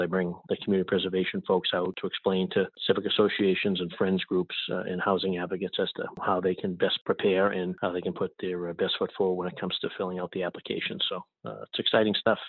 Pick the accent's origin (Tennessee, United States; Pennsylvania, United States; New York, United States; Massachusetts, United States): Massachusetts, United States; Boston; I was born and raised in Boston, specifically uh, South Boston, uh, the old harbor projects